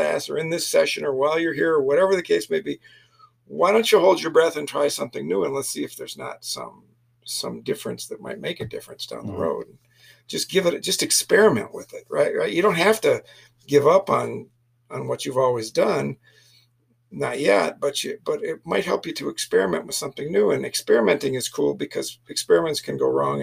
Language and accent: English; Flint, Michigan, United States; moved away; I'm a city boy. I'm from Flint, Michigan.